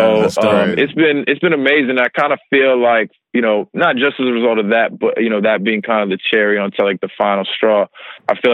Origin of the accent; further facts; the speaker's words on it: New York, United States; I'm from New York.